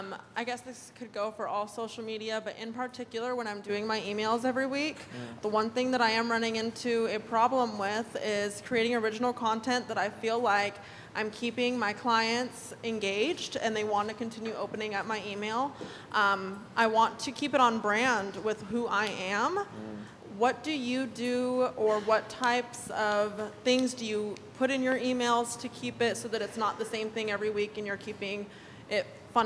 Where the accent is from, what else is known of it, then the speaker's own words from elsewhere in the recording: Wichita Falls, Texas, United States; I'm from Wichita Falls, Texas.